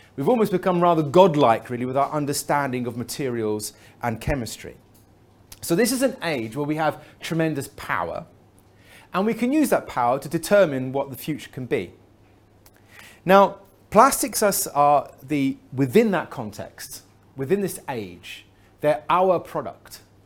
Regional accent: England, United Kingdom; I'm from England

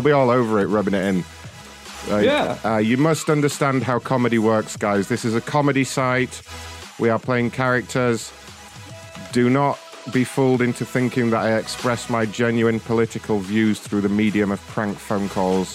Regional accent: United Kingdom; I'm British

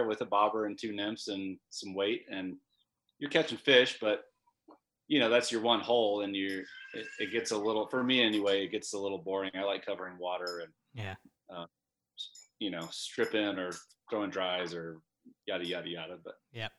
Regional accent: Dallas, Texas, United States; moved away as an adult; also born or lived in Bozeman, Montana; now in Ennis, United States; I grew up in Dallas, Texas.

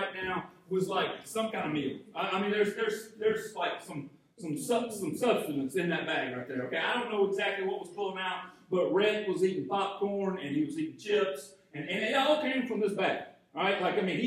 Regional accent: Arcade, Georgia, United States; I grew up in Arcade, Georgia, just out of Jefferson, Georgia, just out of Athens, Georgia, and it's agrarian community

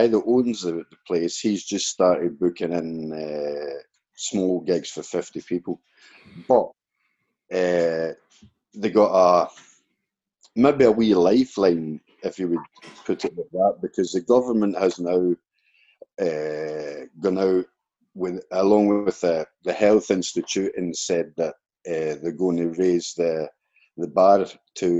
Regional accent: Canada; now in Sweden; I'm a Canadian

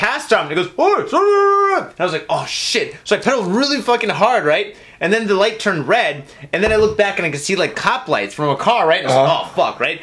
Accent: United States; now in Japan; I'm from America

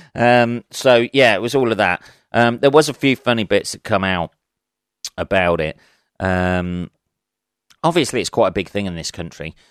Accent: England, United Kingdom; being an Englishman

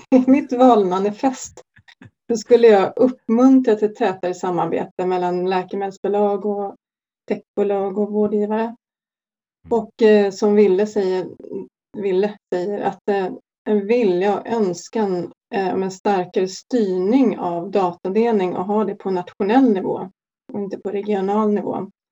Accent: Sweden; vi svenskar

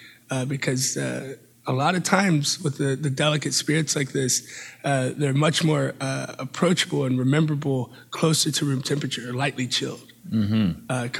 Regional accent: Atlanta, Georgia, United States; also born or lived in Charlotte, North Carolina / Spain; now in San Antonio, United States; Originally Atlanta, Georgia

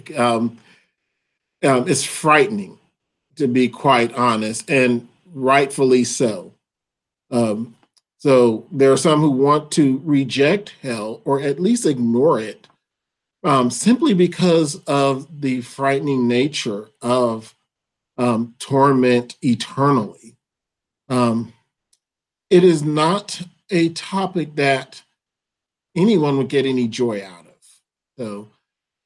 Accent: Atlanta, Georgia, United States; moved away as an adult; also born or lived in Dallas, Texas / Louisville, Kentucky; now in Grand Rapids, United States; I am originally from Atlanta, Georgia

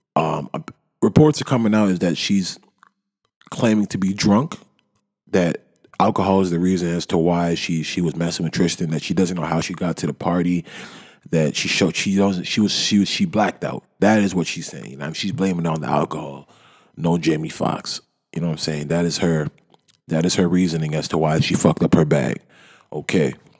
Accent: Toronto, Ontario, Canada; I'm from Toronto

